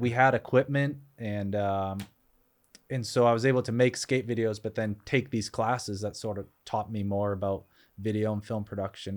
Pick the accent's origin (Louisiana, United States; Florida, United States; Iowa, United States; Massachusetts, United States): Massachusetts, United States; Boston; moved away; I grew up in Boston area